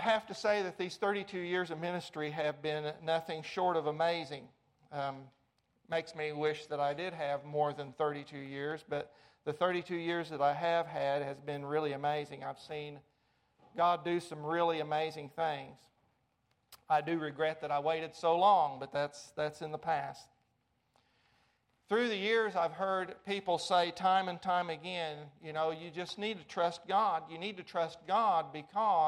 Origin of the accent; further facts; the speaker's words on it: Arkansas, United States; moved away as an adult; also born or lived in Amarillo, Texas; I grew up in Arkansas